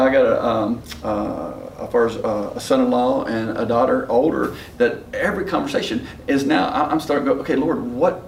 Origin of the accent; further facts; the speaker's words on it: West Virginia, United States; accent: West Virginia; that's my West Virginia accent.